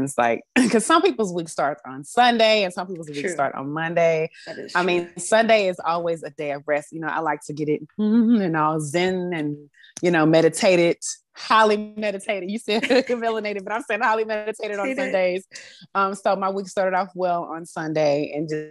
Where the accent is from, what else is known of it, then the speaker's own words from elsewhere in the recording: Dallas, Texas, United States; accent: Southern twang; also born or lived in Louisiana; now in West Coast, United States; I was born in Louisiana and I was raised in Dallas, Texas